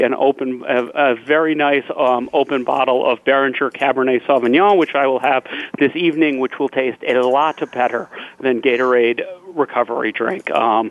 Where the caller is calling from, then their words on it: Hampton, New Hampshire, United States; So I am calling from Hampton, New Hampshire